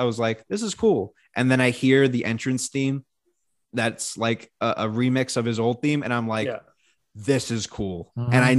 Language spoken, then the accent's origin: English; Winnipeg, Manitoba, Canada; Yeah, that was a go back to Toronto. I'm from Winnipeg, you idiot.